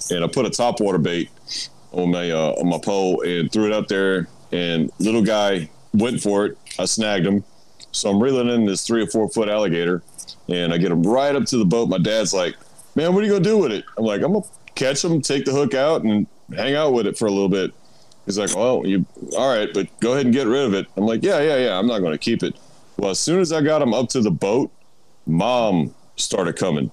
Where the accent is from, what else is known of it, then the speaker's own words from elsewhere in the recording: Houma, Louisiana, United States; I'm like from Houma. So I'm 60 miles south of New Orleans